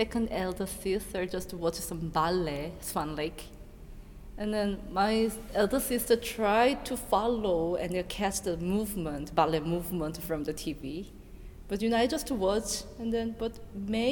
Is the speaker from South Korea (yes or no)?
yes; Seoul, South Korea; English is a second language; moved away as an adult; now in Berlin, Germany; I was born in Seoul and then grew up in Seoul and all educated in Seoul, Korea.